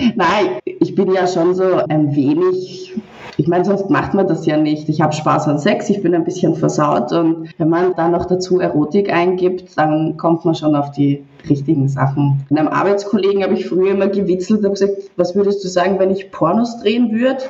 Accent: Vienna, Austria; also born or lived in Nuremberg, Germany; now in Cyprus; 24, komme ursprünglich aus Wien, war dann eine Zeit lang in Nürnberg und jetzt habe ich mich dazu entschlossen, ein bisschen meine Zeit in Zypern zu genießen.

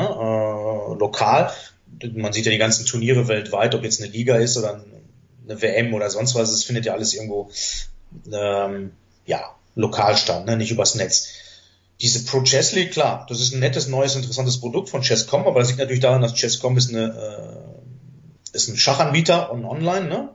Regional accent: Germany; first language German and Greek; weil ich natürlich hier geboren bin, bilingual aufgewachsen bin, natürlich das deutsche Schulsystem ähm, komplett mitgenommen habe

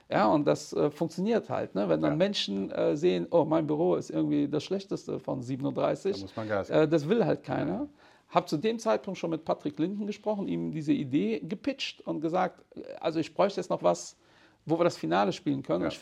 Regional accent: Portugal; Also als Portugiese hat man auch mit 15 Anzug.

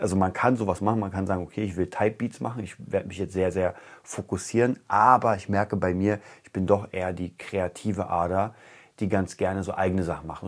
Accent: Germany; als Deutscher

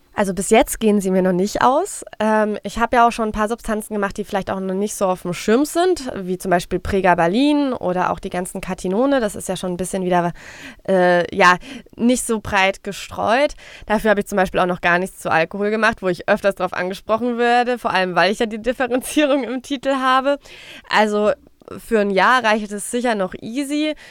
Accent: Frankfurt am Main, Hesse, Germany; Ich komme aus Frankfurt

